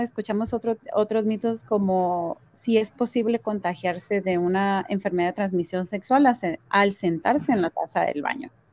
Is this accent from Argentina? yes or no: no; Mexico; now in United States; Yo soy de México